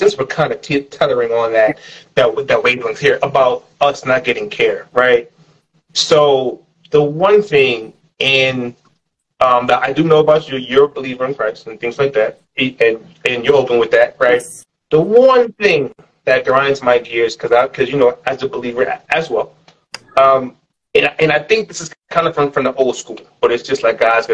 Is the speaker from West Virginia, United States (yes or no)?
no; New York, United States; growing up in New York